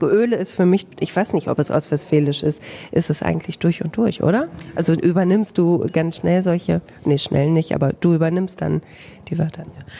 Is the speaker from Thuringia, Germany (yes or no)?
no; Bamberg, Bavaria, Germany; accent: Franconian, rolled R as in Bamberg; moved away as an adult; now in Herford, Germany